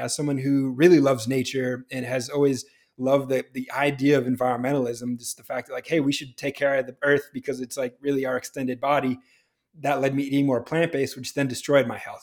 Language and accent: English; New Hampshire, United States; I grew up in New Hampshire, where it is cold and snowy in the winter